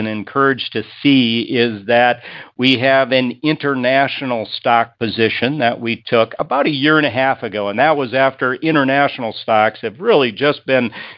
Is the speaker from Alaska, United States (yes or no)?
no; Madison, Minnesota, United States; my hometown of Madison, Minnesota